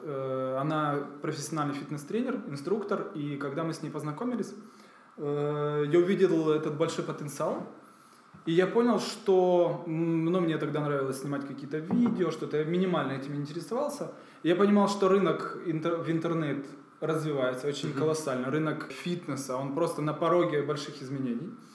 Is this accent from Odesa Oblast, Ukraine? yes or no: no; Kyiv, Ukraine; moved away as an adult; now in Kraków, Poland; я сам из Киева